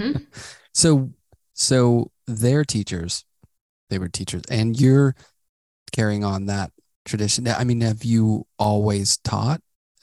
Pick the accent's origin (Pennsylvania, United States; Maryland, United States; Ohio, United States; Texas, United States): Pennsylvania, United States; Pittsburgh; I grew up in Pittsburgh and going to New York felt really far, you know.